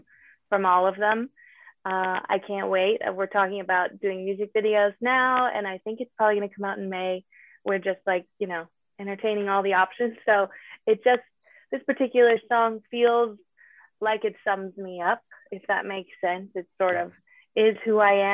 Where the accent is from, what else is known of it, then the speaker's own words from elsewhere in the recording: Southern Utah, United States; also born or lived in Los Angeles, United States; I grew up here in Southern Utah